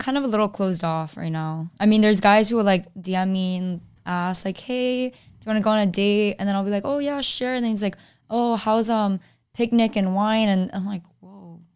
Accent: Miami, Florida, United States; now in Orlando, United States; I'm from Miami

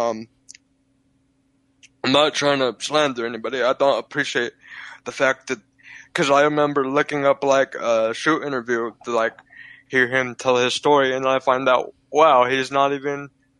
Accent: Utah, United States; I'm from Utah

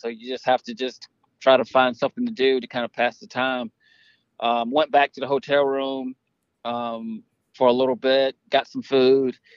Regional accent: Savannah, Georgia, United States; I grew up in Savannah

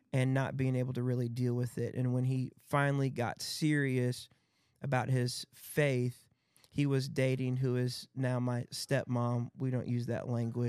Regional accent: Battle Creek, Michigan, United States; in Battle Creek, Michigan, which was my hometown

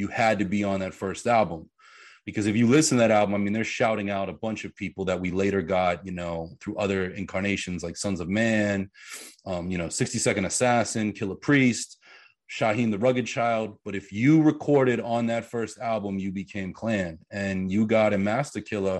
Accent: Pittsburgh, Pennsylvania, United States; I grew up in Pittsburgh. So Pennsylvania

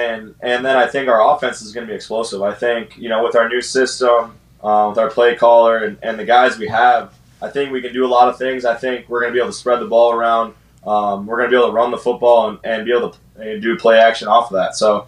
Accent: Detroit Lakes, Minnesota, United States; Northern Minnesota, Detroit Lakes.

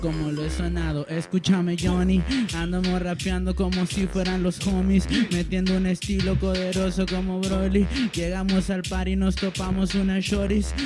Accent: Ciudad Juárez, Chihuahua, Mexico; me paro mucho el cuello, la neta, de que soy de Juárez

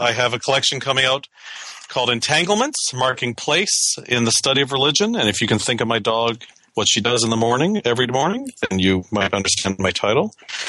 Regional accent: Canada; moved away as an adult; now in United States

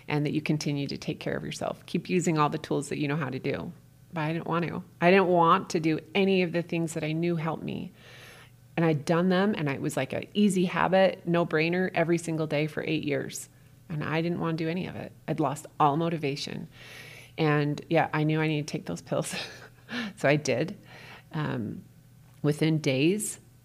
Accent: St. George, Utah, United States; now in Orem, United States; I went to my hometown of St. George, Utah

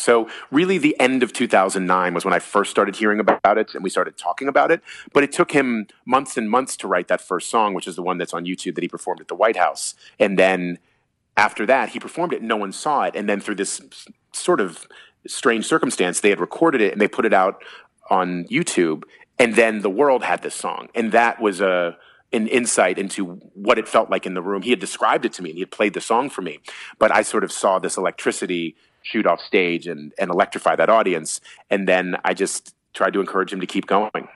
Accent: Washington, District of Columbia, United States; moved away as an adult; now in New York City, United States; my hometown

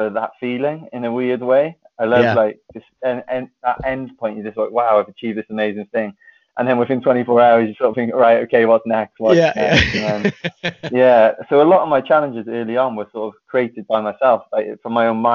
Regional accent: Wales, United Kingdom; So Wales is my home country

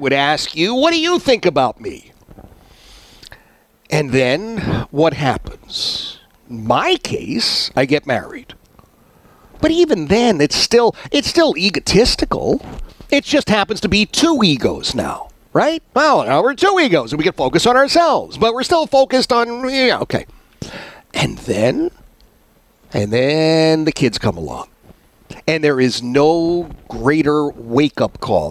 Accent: Philadelphia, Pennsylvania, United States; now in Central Virginia, United States; I've got folks I grew up with in Oxford Circle

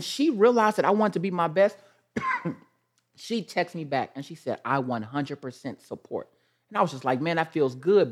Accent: Kansas City, United States; I'm from Kansas City

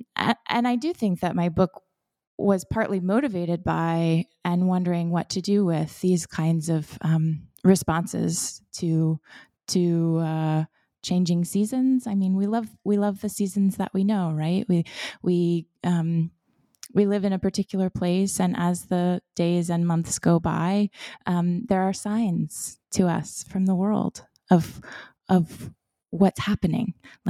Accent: Florida, United States; So I was born and raised in Florida in a coastal community. And so I grew up in cypress swamps and seagrass estuaries and in sandy pine forests.

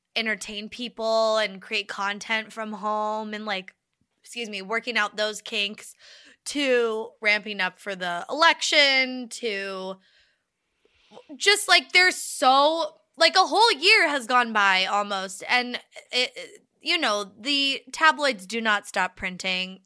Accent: United States; as an American

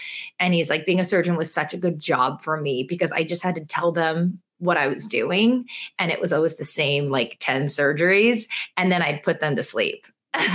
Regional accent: United States; parents only spoke Chinese and we would always speak back in English. And I think that is a very common first generation kid thing to do because I wanted to be American, you know? Yeah. And I was American

